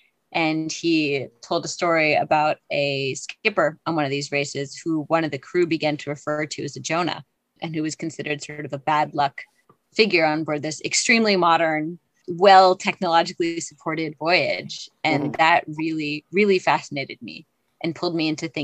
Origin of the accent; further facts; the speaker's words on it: Salem, Massachusetts, United States; I grew up in Salem, Massachusetts